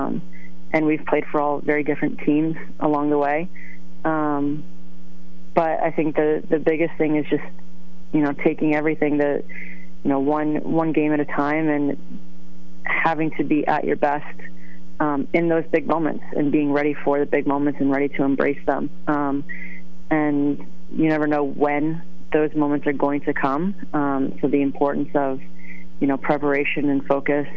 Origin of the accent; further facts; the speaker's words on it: Stratford, Connecticut, United States; moved away as an adult; also born or lived in Boston; Down in Stratford